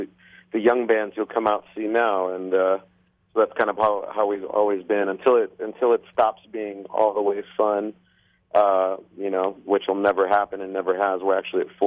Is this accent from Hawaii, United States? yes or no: yes; Hawaii, United States; born or raised there; moved away